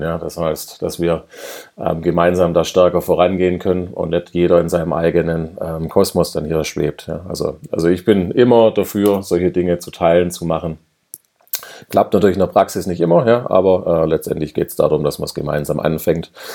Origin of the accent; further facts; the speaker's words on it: Swabia, Germany; ich bin ja Schwabe, ja und wir Schwaben